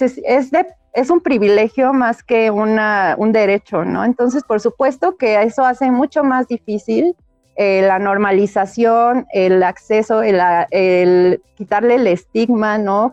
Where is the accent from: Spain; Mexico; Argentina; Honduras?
Mexico; Chilanga, Mexico City; No soy tan buena chilanga, pero mira, por definición lo soy